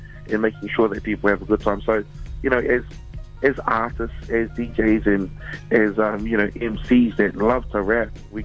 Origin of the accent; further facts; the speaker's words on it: Wellington, New Zealand; I'm from Wellington